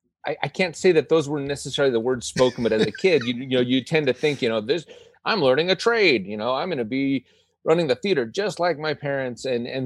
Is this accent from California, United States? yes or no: yes; Southern California, United States; growing up in Southern California and Disneyland is my playground.